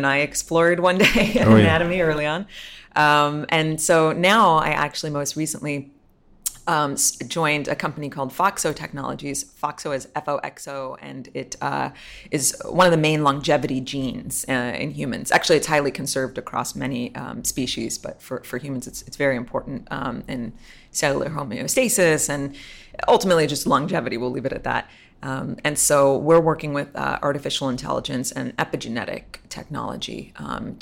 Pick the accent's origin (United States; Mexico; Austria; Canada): United States; New York City, New York; moved away as an adult; now in Miami, United States; I'm actually from New York City